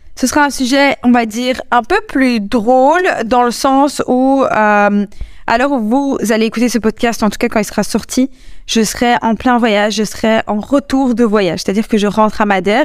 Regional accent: Belgium; je suis belge, quand je suis rentrée en Belgique

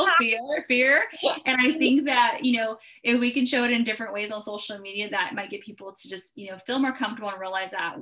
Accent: California, United States; I'm from California.

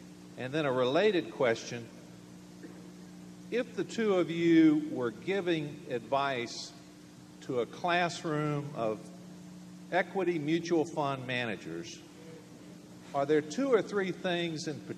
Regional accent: Jackson, Mississippi, United States; Mr. Buffett, Mr. Munger … from Jackson, Mississippi.

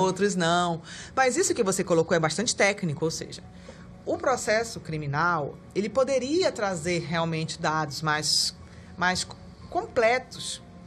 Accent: Amapá, Brazil; also born or lived in Pará; now in Manaus, Brazil; Quando eu cheguei em Manaus, eu sou amapaense, então uhum. eu morei também na, no Pará

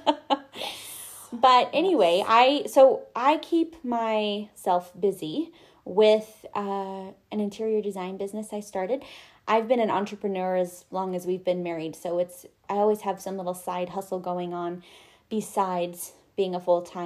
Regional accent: Montana, United States; also born or lived in Arizona; I, as Jessica mentioned, was born and raised in Montana

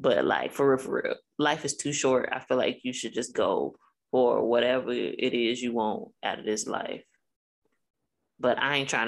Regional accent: Chicago, Illinois, United States; now in Alabama, United States; I've been in Alabama for 11 years now. And if you ask me, I'm from Chicago, and that's forever.

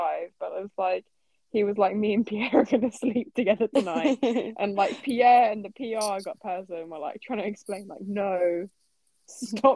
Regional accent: United Kingdom; we're all British

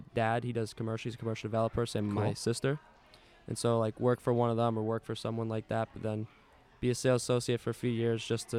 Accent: Maryland, United States; moved away; I was born in Maryland.

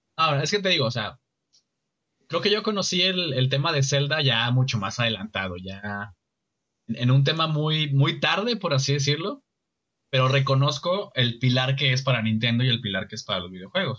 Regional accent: Mexico; como ciudadano mexicano, como representante del país

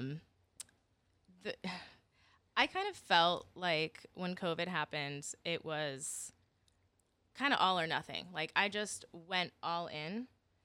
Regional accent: Connecticut, United States; moved away; I'm from Connecticut, and I started working my first job. I stayed there for 4 years

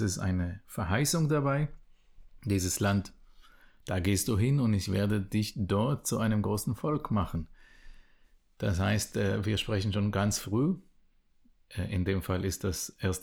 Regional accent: Israel; first language Hebrew; German is a second language; moved away as an adult; ich bin geboren und aufgewachsen in Israel

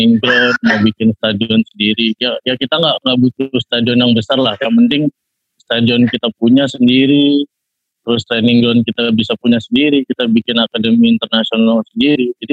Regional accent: Bali, Indonesia; also born or lived in Jakarta; Kelahiran saya itu Jakarta, tapi saya hmm. dari kecil itu tinggal di Bali.

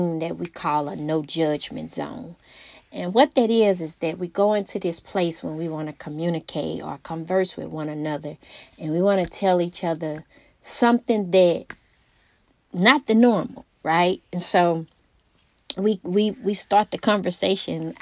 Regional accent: Alexandria, Louisiana, United States; my hometown, Alexandria, Louisiana. I always rep my hometown just because that's where we're from

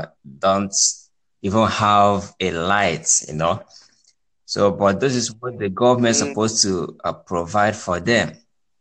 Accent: Dominican Republic; now in London, United Kingdom; I'm from Native Caribbean, place? Dominican Republic.

